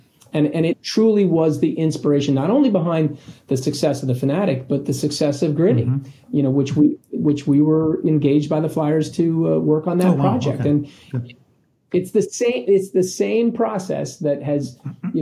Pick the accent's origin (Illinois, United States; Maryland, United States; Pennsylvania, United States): Pennsylvania, United States; Philadelphia; I could work for my hometown baseball team